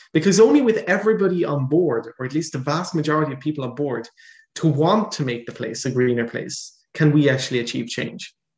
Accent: Ireland; now in Netherlands; I'm originally Irish

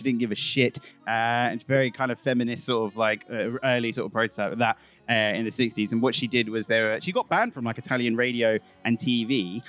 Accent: London, United Kingdom; because I'm from London, so EastEnders is my thing.

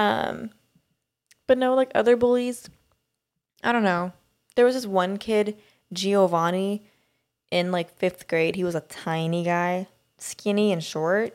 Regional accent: Sweden; moved away; growing up in Sweden

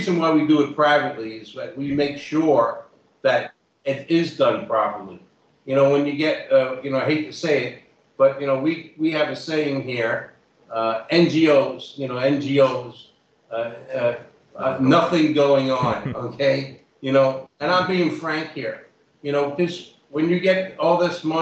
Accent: New York, United States; I'm from the Bronx, so I don't pronounce nothing right

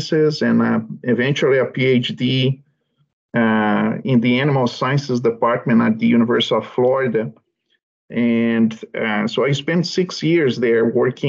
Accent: Brazil; moved away as an adult; now in Canada; I'm originally from Brazil, and I grew up in a small family farm

